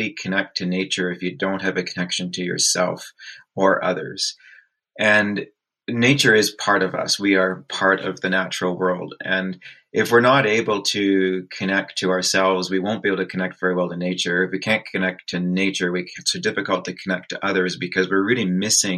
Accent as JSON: {"language": "English", "town": "Peterborough", "region": "Ontario", "country": "Canada", "tie": "born or raised there", "said": "I grew up in Peterborough, Ontario, actually just a little bit north of there between Peterborough and Lakefield."}